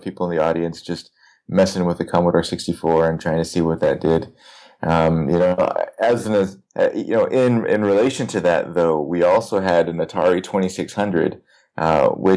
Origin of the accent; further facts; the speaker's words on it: Tucson, Arizona, United States; I grew up in Tucson